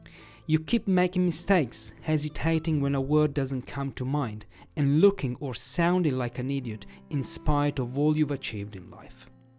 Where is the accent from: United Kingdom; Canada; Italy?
Italy; accent: Italian; English is a second language